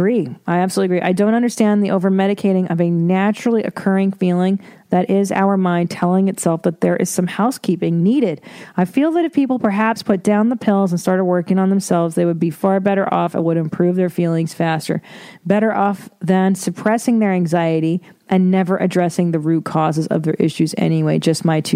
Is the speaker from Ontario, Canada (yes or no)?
yes; Windsor, Ontario, Canada; moved away; I wasn't born in Toronto. I was born in Windsor. Beautiful Windsor, Ontario.